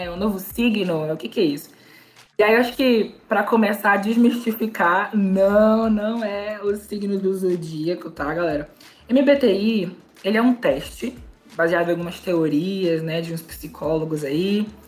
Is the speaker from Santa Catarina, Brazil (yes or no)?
no; Manaus, Amazonas, Brazil; Sou manauara